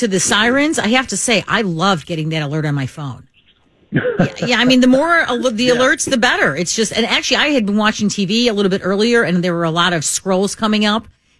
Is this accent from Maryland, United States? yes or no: no; Chicago, Illinois, United States; I grew up in Chicago.